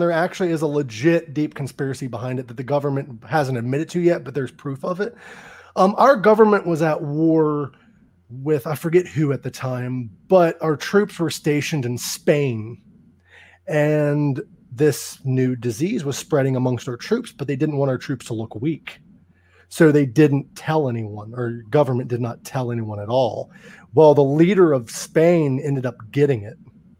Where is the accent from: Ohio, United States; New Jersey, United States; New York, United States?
Ohio, United States; moved away as an adult; now in Phoenix, United States; I'm from Ohio. I'm moving back to Ohio next year sometime. But I moved out to Phoenix temporarily.